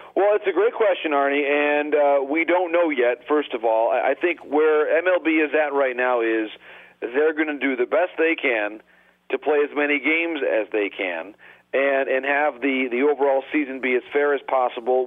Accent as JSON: {"language": "English", "town": "Detroit", "region": "Michigan", "country": "United States", "tie": "born or raised there", "said": "My hometown team"}